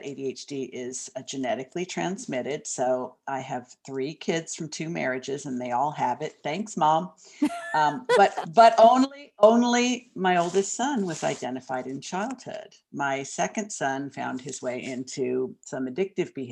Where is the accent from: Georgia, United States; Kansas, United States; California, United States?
California, United States; Southern; moved away as an adult; also born or lived in Hollywood, Los Angeles; now in Portland, United States; I grew up in Southern California